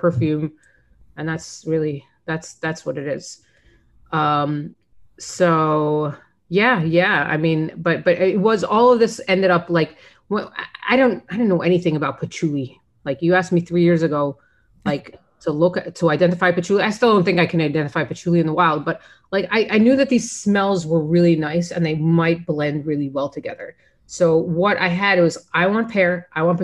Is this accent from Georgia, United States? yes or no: no; Florida, United States; I grew up in Florida